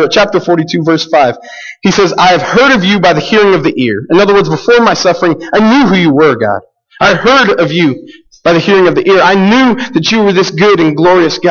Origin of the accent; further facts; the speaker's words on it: United States; we, especially as American Christians